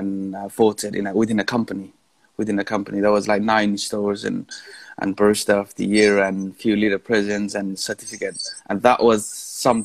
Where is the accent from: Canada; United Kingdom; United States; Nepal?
Nepal; moved away as an adult; also born or lived in Kuwait; I'm originally from Nepal.